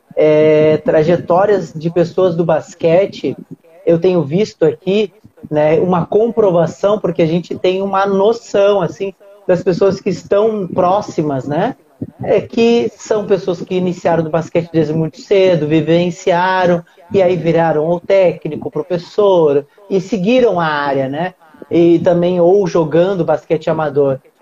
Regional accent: Rio Grande do Sul, Brazil; now in Rio de Janeiro, Brazil; Moro no Rio de Janeiro hoje, mas sou gaúcho e a minha cidade é fronteira, a, minha, a cidade onde eu nasci, né, e vivi muitos anos, é fronteira com a Argentina

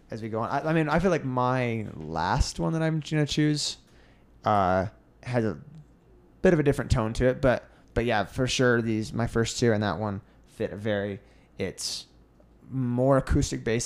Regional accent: United States

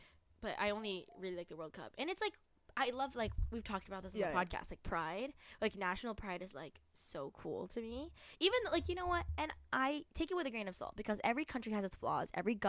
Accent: United States; Sorry, we're American, so we're going to be saying soccer.

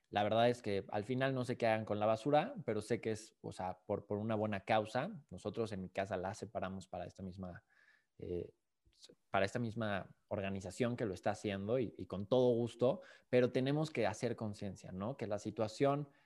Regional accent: Mexico; nosotros como sociedad, como mexicanos

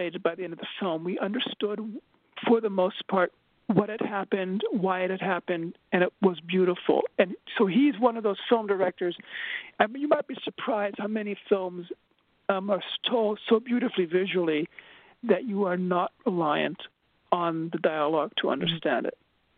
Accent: Berlin, Germany; moved away; I grew up in Berlin, Germany

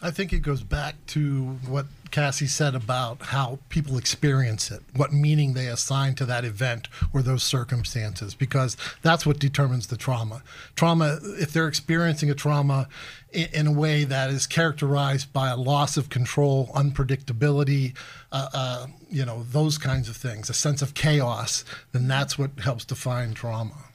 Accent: Altoona, Pennsylvania, United States; moved away as an adult; also born or lived in Dayton / Philadelphia; now in Erie, United States; I'm from Altoona originally, uh, so kind of an Appalachian kid

